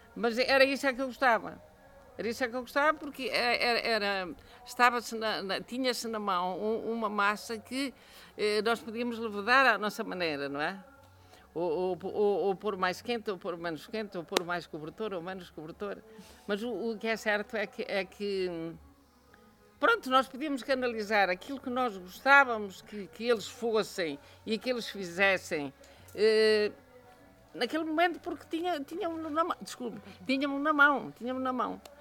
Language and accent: Portuguese; Manhouce, Viseu, Portugal; eu conheci a minha terra sem luz, sem telefone, sem estrada, eh, portanto, isolado.